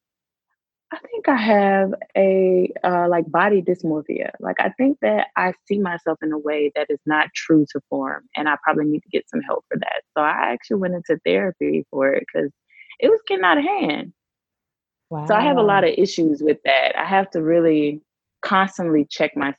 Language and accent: English; Mississippi, United States; moved away as an adult; also born or lived in Washington, D.C.; now in Hanoi, Vietnam; I grew up in Mississippi